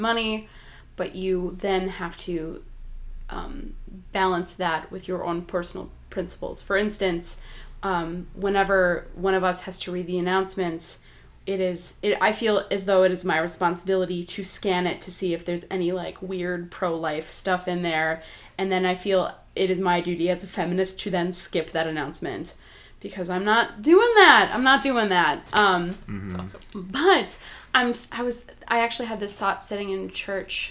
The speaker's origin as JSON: {"language": "English", "region": "Wisconsin", "country": "United States", "said": "I'm from Wisconsin"}